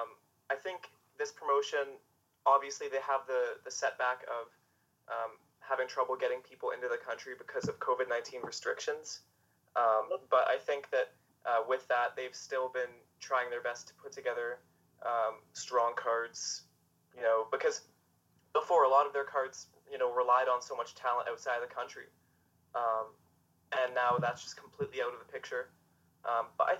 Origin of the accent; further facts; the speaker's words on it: Toronto, Ontario, Canada; I'm from Toronto